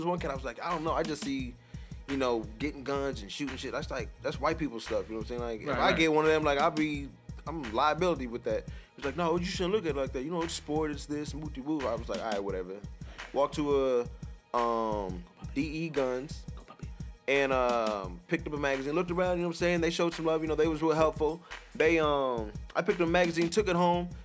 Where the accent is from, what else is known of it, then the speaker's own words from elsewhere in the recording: Nebraska, United States; we're from Nebraska